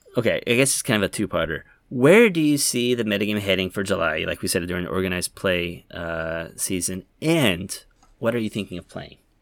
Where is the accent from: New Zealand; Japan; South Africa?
Japan; Yokohama, Kanagawa; Yokohama, my hometown